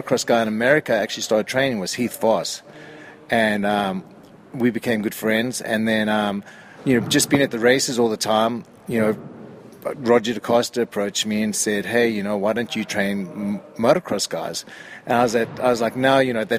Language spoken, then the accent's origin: English; South Africa; moved away as an adult; now in United States; I grew up in South Africa and grew up racing motocross back in the day